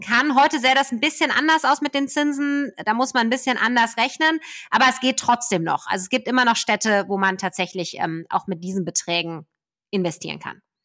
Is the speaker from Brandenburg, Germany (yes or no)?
no; Ruhr area, North Rhine-Westphalia, Germany; ich bin selber ein Kind des Ruhrgebiets